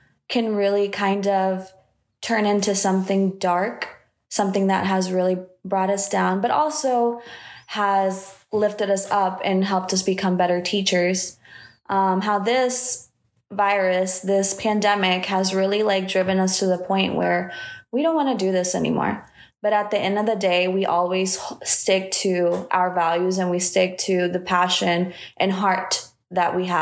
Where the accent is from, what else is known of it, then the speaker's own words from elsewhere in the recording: Matamoros, Tamaulipas, Mexico; now in Indianapolis, United States; I was born in Matamoros, Mexico